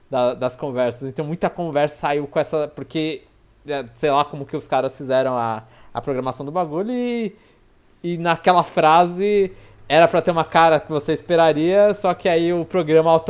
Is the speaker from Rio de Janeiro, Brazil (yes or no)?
yes; Rio de Janeiro, Brazil; eu sou carioca da Gema.